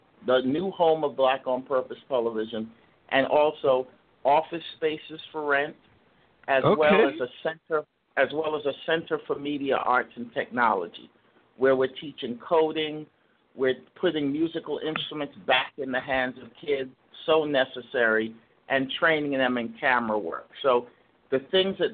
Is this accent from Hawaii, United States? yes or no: no; New York City, New York, United States; I'm from Brooklyn. I went to Institute of Music and Performing Arts in Brooklyn